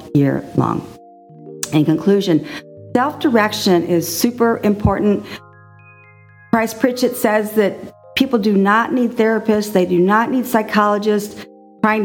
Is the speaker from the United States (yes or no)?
yes; Texas, United States; moved away; also born or lived in Austin, Texas; I was raised in Texas